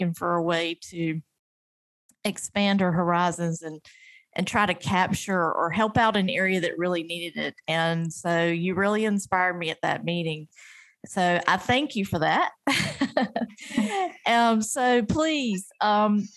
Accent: North Carolina, United States; North Carolina, which is my home state

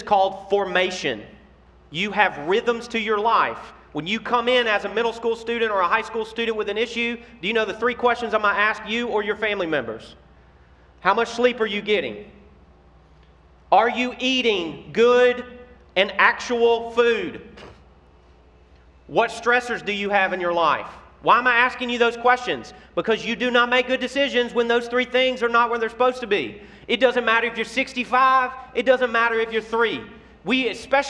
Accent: Memphis, Tennessee, United States; I'm from Memphis, Tennessee

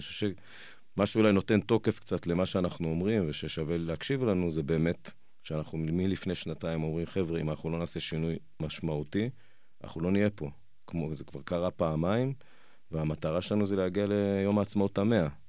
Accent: Jerusalem, Jerusalem District, Israel; אני ירושלמי, יש לי חמישה ילדים

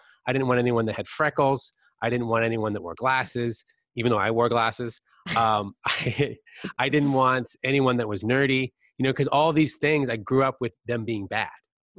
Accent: California, United States; I grew up in Northern California where there's a lot of focus on people that are like these tanned, yes.

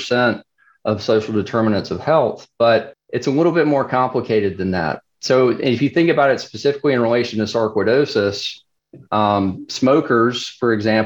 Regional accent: South Carolina, United States; South Carolina, and I'll totally admit my bias, you know, this is my home state

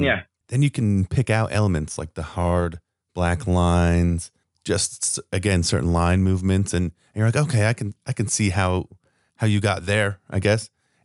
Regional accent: Southern California, United States; now in Las Vegas, United States; me growing up in Southern California

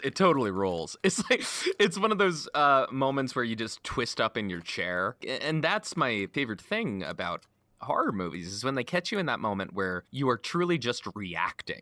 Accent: United States; speaking as an American, our gun culture

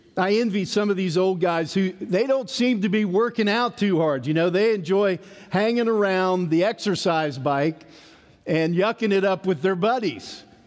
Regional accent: East Tennessee, United States; Growing up in East Tennessee, we had a farm

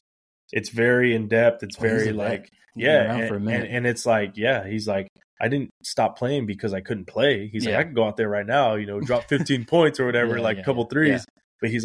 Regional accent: Corpus Christi, Texas, United States; moved away as an adult; also born or lived in Alice, Texas; now in San Antonio, United States; I went to school in Corpus. I lived in Alice.

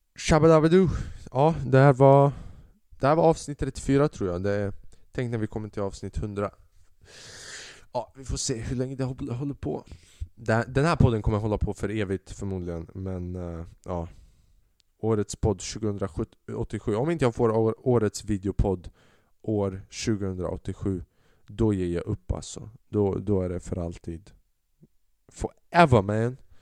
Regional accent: Sweden; Sverige. Landet jag är ifrån.

